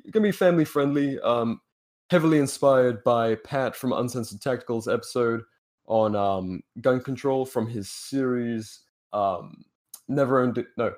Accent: United Kingdom; we're both British libertarians.

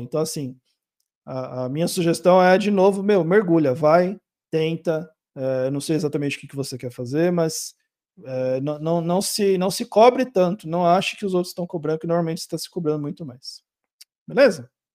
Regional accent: Brazil; eu sou brasileiro

